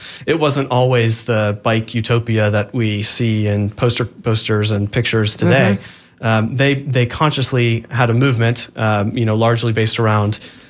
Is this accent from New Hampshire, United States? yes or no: no; North Pinellas County, Florida, United States; also born or lived in St. Petersburg, Florida; but I am originally from St. Petersburg, so I'm very, very familiar with Pinellas. I grew up in North Pinellas, went to school in Central Pinellas, and was born in South Pinellas.